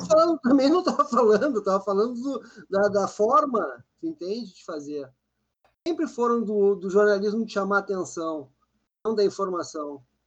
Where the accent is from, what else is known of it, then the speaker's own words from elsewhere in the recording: Porto Alegre, Rio Grande do Sul, Brazil; Eu cresci em Porto Alegre